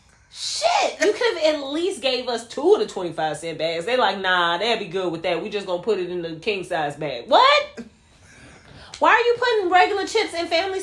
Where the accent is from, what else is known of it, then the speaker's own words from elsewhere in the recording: Chicago, Illinois, United States; born and raised in the Chicagoland area